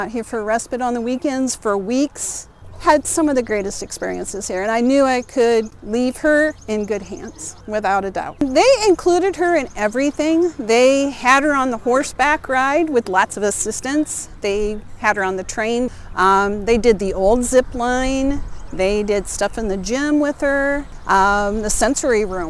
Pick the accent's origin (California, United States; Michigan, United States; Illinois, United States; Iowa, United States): Iowa, United States; Anamosa; I'm actually originally from Anamosa